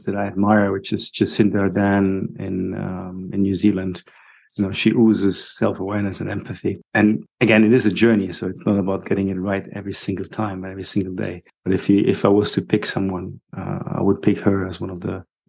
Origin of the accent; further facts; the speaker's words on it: Germany; moved away as an adult; also born or lived in England / Dubai / Sydney, Australia / Greece; now in Madeira, Portugal; I was born in Germany. And when people ask me where you're from, I still don't know where I'm from. I usually say my passport is Italian. And then I grew up in Germany.